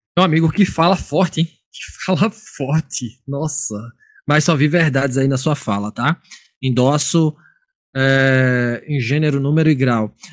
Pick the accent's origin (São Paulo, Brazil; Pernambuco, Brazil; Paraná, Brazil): Pernambuco, Brazil; Recife; moved away; Eu venho de Recife, terra do frevo